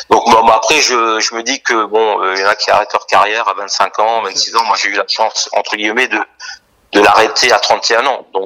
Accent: Strasbourg, Grand Est, France; moi j'ai la nationalité française puisque je suis né à Strasbourg et donc j'ai pas la nationalité camerounaise.

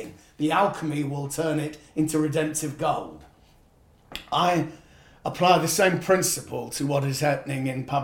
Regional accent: United Kingdom; I was brought up as white British

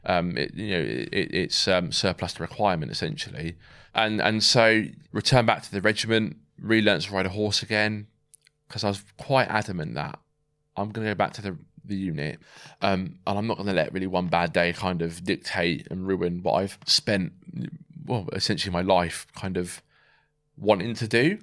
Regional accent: Swindon, South West England, United Kingdom; moved away as an adult; also born or lived in Ascot / Germany / Somerset / Wraysbury; We then moved to Swindon, um, where, you know, I pretty much grew up there from about nine to seventeen

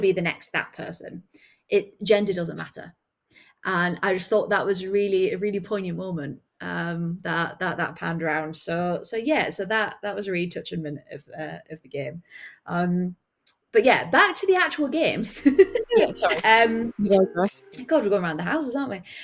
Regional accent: near Sunderland, North East England, United Kingdom; I grew up near Sunderland

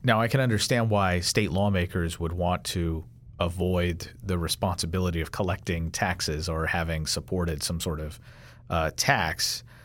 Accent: Kentucky, United States; I'm from Kentucky

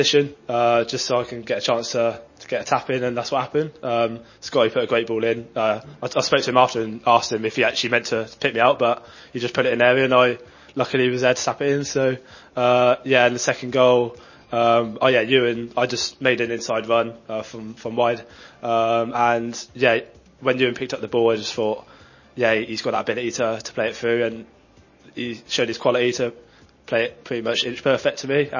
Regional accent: Oxford, South East England, United Kingdom; we're both from Oxford.

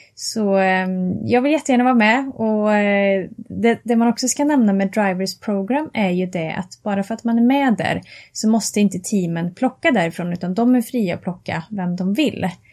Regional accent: Karlstad, Värmland, Sweden; jag kommer ifrån eh, Värmland och Karlstad

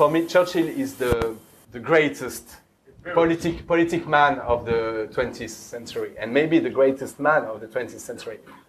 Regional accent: France; moved away

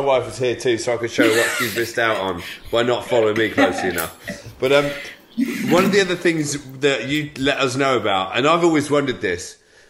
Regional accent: England, United Kingdom; as English

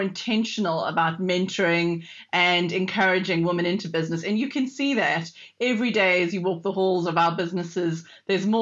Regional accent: South Africa; moved away; as you can probably hear from my dodgy accent. I'm actually from South Africa originally

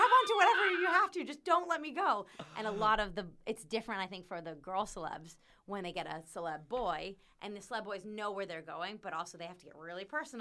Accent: United States; moved away as an adult; I'm American

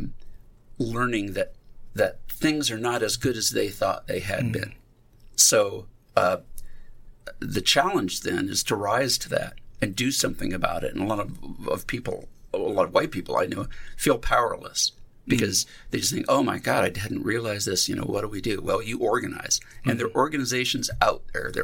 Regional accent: Iowa, United States; also born or lived in Passaic, New Jersey; As a white man growing up in Iowa

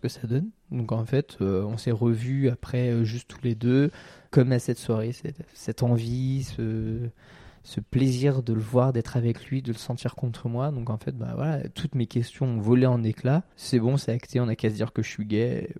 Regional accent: Seine-et-Marne, Île-de-France, France; je viens de la Cambrousse, mhm. euh, je, viens du, d'un, petit blé de, Seine-et-Marne

